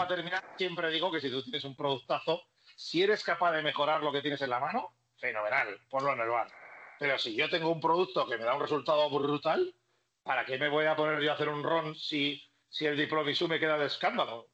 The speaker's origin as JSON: {"language": "Spanish", "region": "Basque Country", "country": "Spain", "said": "siendo vasco"}